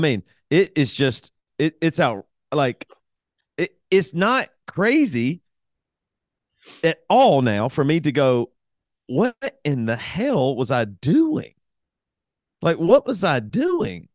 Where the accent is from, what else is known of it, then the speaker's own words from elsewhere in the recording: the South, United States; I'm from the South